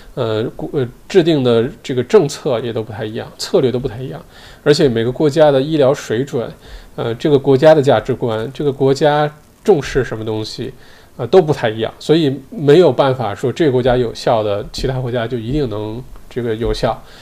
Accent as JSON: {"language": "Chinese", "country": "China", "moved": "yes", "lives_now": "Australia", "said": "我们中国人"}